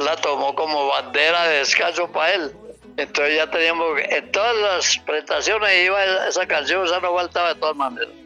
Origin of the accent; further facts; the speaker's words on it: Antioquia, Colombia; como yo nací en el campo, como muchos antioqueños